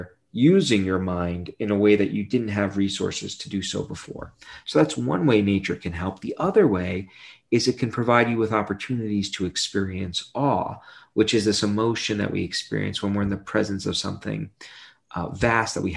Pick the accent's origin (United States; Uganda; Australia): United States; New York City, New York; I grew up in Brooklyn, New York